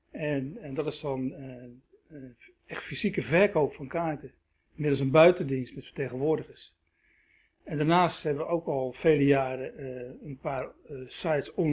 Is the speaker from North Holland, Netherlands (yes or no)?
no; Rotterdam, South Holland, Netherlands; born there; also born or lived in Schagen; ik ben geboren in Rotterdam. mijn ouders zijn op